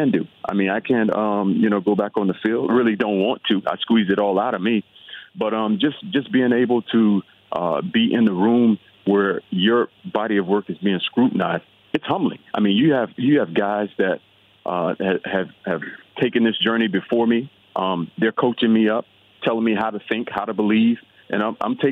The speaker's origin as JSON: {"language": "English", "region": "South Florida", "country": "United States", "tie": "born or raised there", "also_born_or_lived": "Los Angeles, California", "moved": "as an adult", "said": "I grew up in South Florida, a Florida kid, played Florida football."}